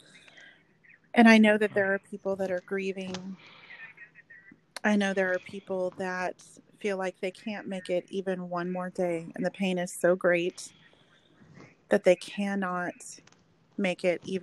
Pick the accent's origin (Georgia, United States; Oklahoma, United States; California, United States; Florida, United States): Oklahoma, United States; moved away as an adult; now in Texas, United States